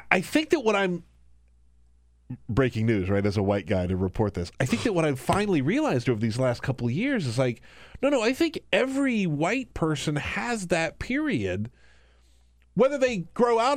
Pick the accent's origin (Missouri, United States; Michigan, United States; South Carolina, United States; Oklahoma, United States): South Carolina, United States; I was raised in South